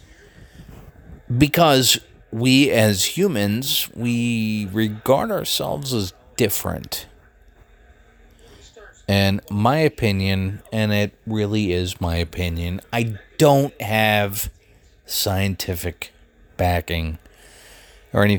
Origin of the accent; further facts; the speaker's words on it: Philadelphia, Pennsylvania, United States; also born or lived in Columbia, Maryland; now in Greencastle, United States; Philadelphia is my hometown